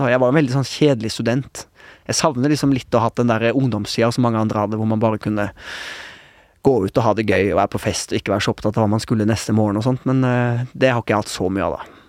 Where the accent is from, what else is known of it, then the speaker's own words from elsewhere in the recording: Oslo, Norway; also born or lived in Haugesund; da var jeg ett og et halvt år, og da flytta vi til til Oslo